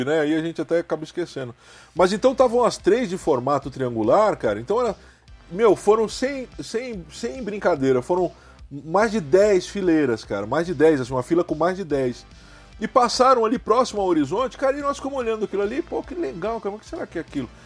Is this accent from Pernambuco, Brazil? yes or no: no; Santos, São Paulo, Brazil; eu fui criado em Santos, São Paulo, é minha cidade né, é, é, é de nascença, é minha cidade natal.